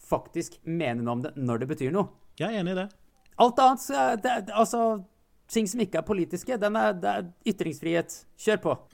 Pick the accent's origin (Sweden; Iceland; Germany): Iceland; moved away as an adult; now in Norway; Jeg er jo islandsk statsborger, jeg er ikke norsk